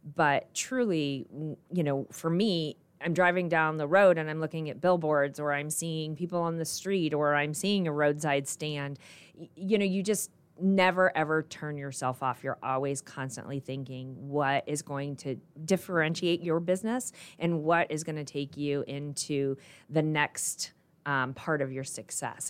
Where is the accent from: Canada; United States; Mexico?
United States; Goshen, Indiana; also born or lived in Colorado / Michigan; I grew up in Goshen, Indiana.